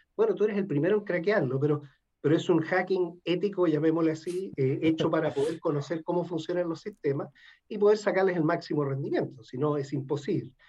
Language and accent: Spanish; Valparaíso, Chile; Yo nací también en Valparaíso, y a temprana edad decidí ingresar a la Marina